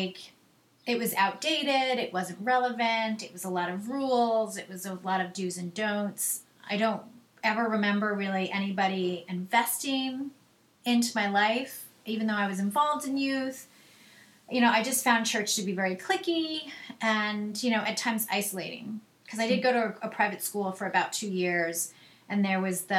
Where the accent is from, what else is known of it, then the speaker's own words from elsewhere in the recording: Long Island, New York, United States; moved away as an adult; also born or lived in Manhattan / Atlanta; now in New Jersey, United States; I grew up in Long Island.